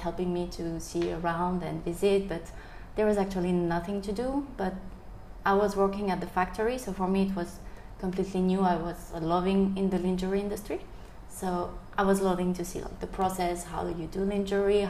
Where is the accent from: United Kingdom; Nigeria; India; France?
France; moved away as an adult; also born or lived in Paris, France / Bao Loc, Vietnam; now in Vietnam; I'm from France, living near Paris, so... I've been in Vietnam for 10 years and a half now.